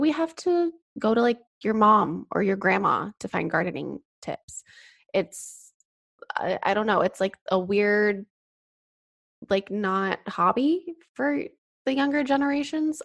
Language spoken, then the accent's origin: English; Colorado, United States; now in California, United States; I grew up in Colorado in a small town.